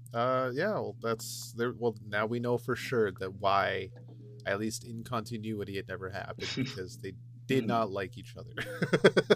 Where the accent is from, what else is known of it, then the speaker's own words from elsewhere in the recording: Canada; me being the Canadian